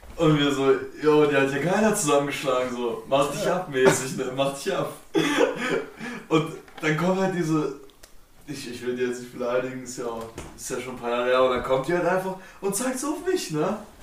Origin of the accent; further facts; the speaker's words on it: Frankenberg, Hesse, Germany; wir kommen halt alle hier aus der Frankenberg, wohnen auch hier